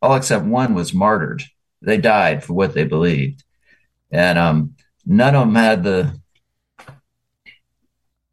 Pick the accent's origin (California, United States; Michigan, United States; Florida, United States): Florida, United States; Tarpon Springs; I grew up in Tarpon Springs, went to Florida State, ended up in Spring Hill at Gateway Bible Church